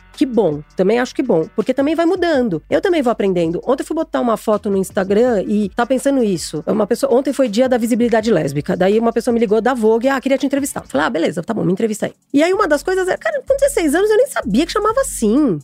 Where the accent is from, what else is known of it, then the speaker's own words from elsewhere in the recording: São Paulo, Brazil; also born or lived in São Gonçalo, Rio de Janeiro; nasci em São Gonçalo, mas eu fui criada em São Paulo.